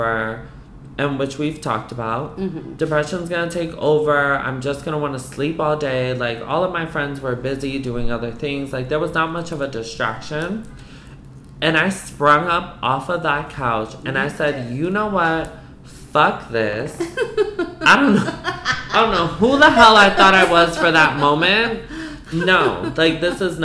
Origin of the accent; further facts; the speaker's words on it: East Coast, United States; I'm Puerto Rican. I'm from the East Coast